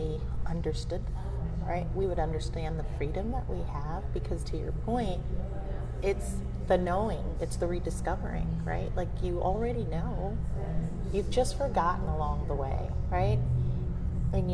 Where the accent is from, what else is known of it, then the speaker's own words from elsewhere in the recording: United States; she thought of me as the American